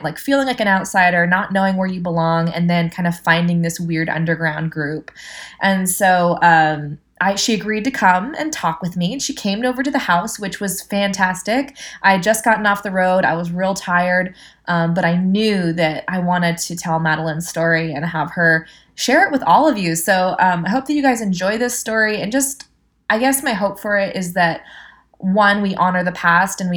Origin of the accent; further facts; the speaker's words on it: Atascadero, California, United States; also born or lived in Hermosa Beach, California; I grew up in Hermosa Beach, and then when I was 9, moved to rural Atascadero, which is on the Central Coast, kind of near where I live now